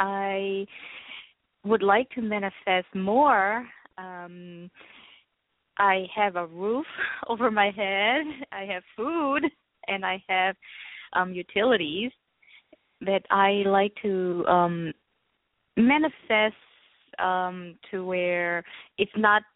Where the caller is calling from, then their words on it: Florida, United States; From Florida.